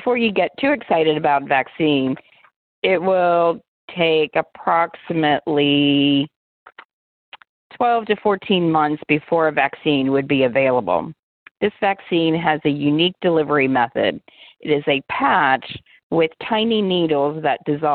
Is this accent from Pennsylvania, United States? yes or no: yes; Pittsburgh, Pennsylvania, United States; my hometown of Pittsburgh, Pennsylvania